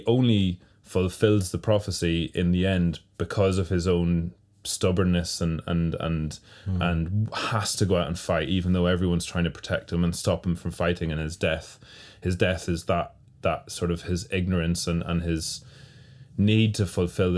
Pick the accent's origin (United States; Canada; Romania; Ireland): Ireland; my home country and home province